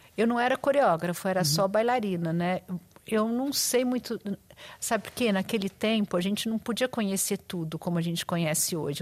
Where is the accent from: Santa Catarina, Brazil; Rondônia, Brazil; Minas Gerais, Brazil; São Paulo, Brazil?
São Paulo, Brazil; moved away as an adult; now in Rio de Janeiro, Brazil; eu sou de São Paulo